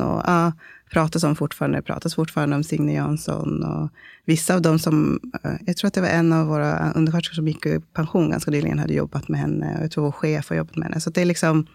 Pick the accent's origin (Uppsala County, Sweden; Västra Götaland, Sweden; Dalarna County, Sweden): Uppsala County, Sweden; Uppsala; moved away as an adult; also born or lived in Stockholm; now in Malmö, Sweden; jag är en dola och barnmorska eh, från Malmö, eller ursprungligen från Uppsala